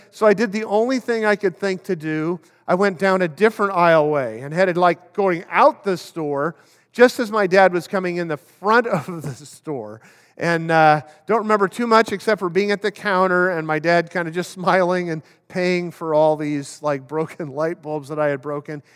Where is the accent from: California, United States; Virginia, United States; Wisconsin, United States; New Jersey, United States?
California, United States; Oakland; I grew up in Oakland